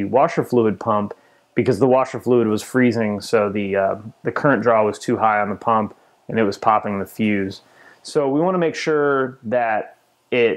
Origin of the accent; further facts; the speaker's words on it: just outside of Chicago, Illinois, United States; I grew up just outside of Chicago